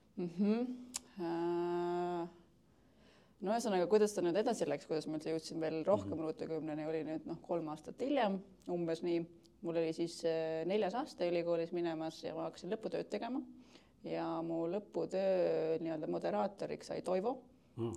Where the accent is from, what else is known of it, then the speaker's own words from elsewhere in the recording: Keila, Harju County, Estonia; now in Tallinn, Estonia; ma tulen äh, Keilast, aga elan Tallinnas juba viimased päris mitu aastat